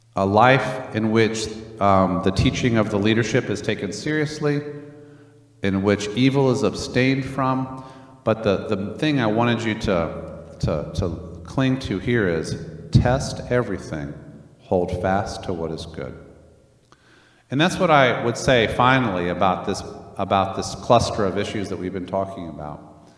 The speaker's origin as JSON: {"language": "English", "region": "Northern Virginia", "country": "United States", "tie": "born or raised there", "also_born_or_lived": "Germany", "said": "we were then raised in Northern Virginia."}